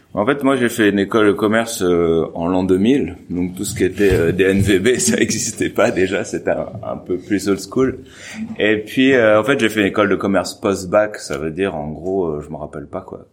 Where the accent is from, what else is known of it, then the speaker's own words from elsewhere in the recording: Normandy, France; je suis de Normandie